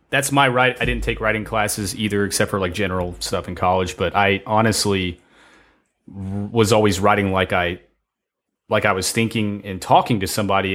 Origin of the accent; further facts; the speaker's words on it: Ohio, United States; we're both from Ohio